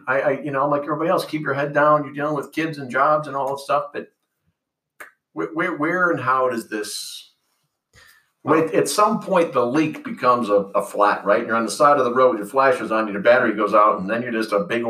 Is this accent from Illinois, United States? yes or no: yes; the Northwest, Illinois, United States; where I grew up in the Northwest